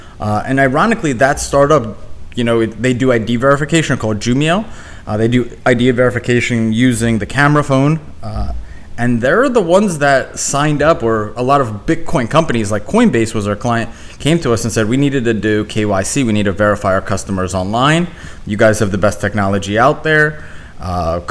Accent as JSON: {"language": "English", "town": "Philadelphia", "region": "Pennsylvania", "country": "United States", "tie": "born or raised there", "also_born_or_lived": "Ukraine", "said": "I was born in Ukraine, but Philly was where I was raised"}